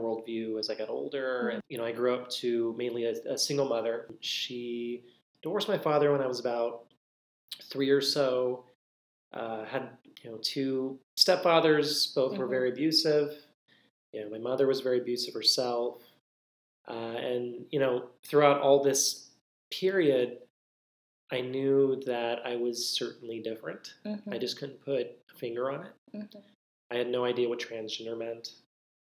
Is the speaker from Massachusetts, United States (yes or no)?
no; Central Texas, United States; I grew up in Central Texas